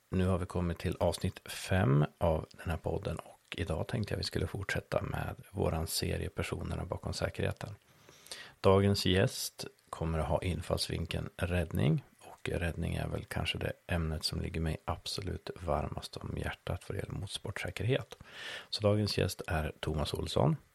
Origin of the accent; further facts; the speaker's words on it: Skåne, Sweden; Ja men det är ju så som skåning så passerar ju gränsen varje gång du åker någonstans.